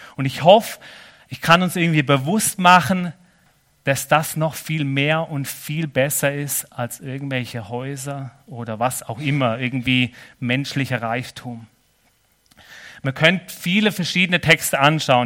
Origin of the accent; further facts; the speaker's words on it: Germany; also born or lived in Nesslau, Switzerland; now in Switzerland; ich bin ja schon Schweizer mittlerweile, auf dem Pass, aber als Deutscher